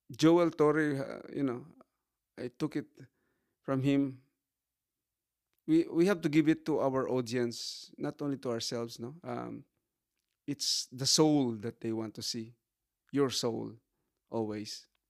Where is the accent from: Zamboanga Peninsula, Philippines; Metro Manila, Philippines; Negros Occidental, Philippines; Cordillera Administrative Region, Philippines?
Negros Occidental, Philippines; Sagay; I am from Fabrica Sagay in Negros.